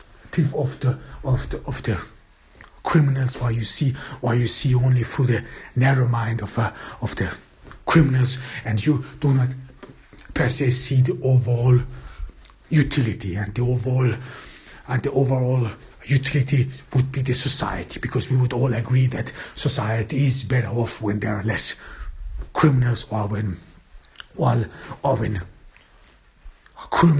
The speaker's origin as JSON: {"language": "English", "region": "Vienna", "country": "Austria", "tie": "born or raised there", "said": "in Austria, in my home town, or in Vienna"}